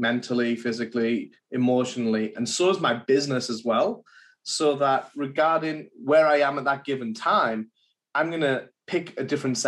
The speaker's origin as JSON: {"language": "English", "region": "England", "country": "United Kingdom", "moved": "yes", "lives_now": "United States", "said": "I'm English, so back in England"}